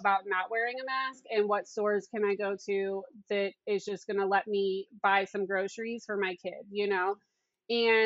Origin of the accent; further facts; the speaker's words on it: Wellington, Ohio, United States; I'm from Wellington, Ohio, small town, like 8,000 people